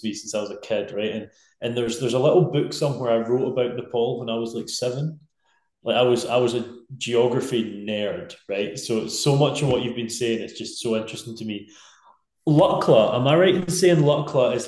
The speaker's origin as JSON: {"language": "English", "region": "Scotland", "country": "United Kingdom"}